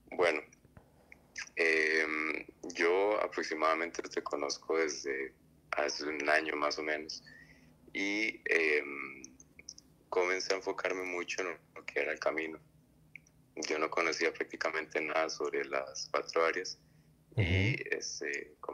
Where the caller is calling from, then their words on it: Costa Rica; soy de Costa Rica.